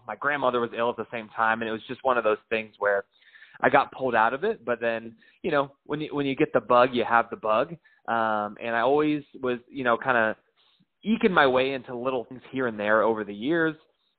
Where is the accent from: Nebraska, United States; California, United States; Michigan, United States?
California, United States; moved away as an adult; now in Middle Tennessee, United States; I'm actually from California. Me and my friends grew up there